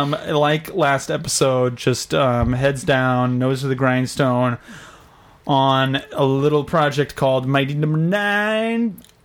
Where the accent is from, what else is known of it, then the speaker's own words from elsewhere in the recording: Texas, United States; I'm from Texas.